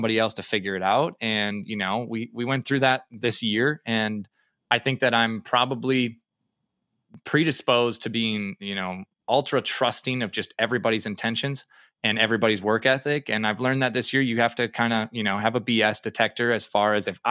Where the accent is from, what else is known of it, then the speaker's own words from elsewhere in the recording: Minnesota, United States; moved away as an adult; now in Fargo, United States; right now I live in Fargo, North Dakota, but I grew up in Minnesota.